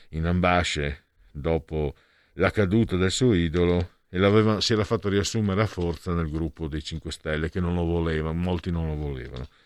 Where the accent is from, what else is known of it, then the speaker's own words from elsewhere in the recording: Portogruaro, Veneto, Italy; dalle mie parti di Porto Portoruaro